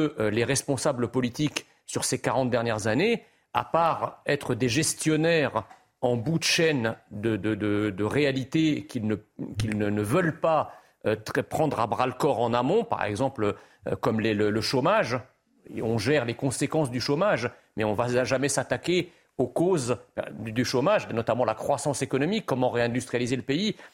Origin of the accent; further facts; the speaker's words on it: France; Quand, quand j'étais enfant en France, on ne parlait pas d'insécurité tous les quatre matins.